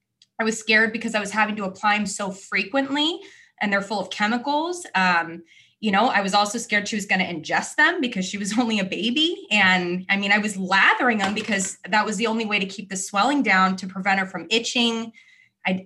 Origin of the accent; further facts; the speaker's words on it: California, United States; moved away as an adult; also born or lived in South Florida; now in Florida, United States; I am born and raised in California